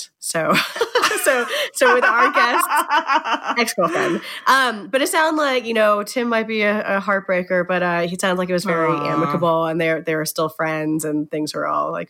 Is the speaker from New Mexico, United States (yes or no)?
yes; New Mexico, United States; moved away as an adult; also born or lived in Berkeley, California; I grew up, of course, in New Mexico with you